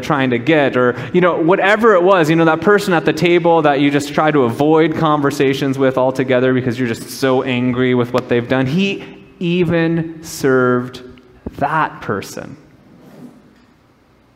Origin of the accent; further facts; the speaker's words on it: Minnesota, United States; moved away as an adult; also born or lived in Southern California; I grew up in Minnesota, and I was in Southern California